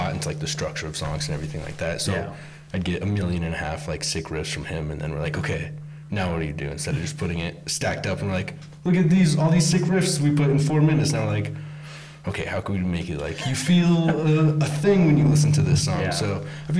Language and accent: English; Rifle, Colorado, United States; moved away as an adult; now in Denver, United States; so many drugs just come right through our little fucking road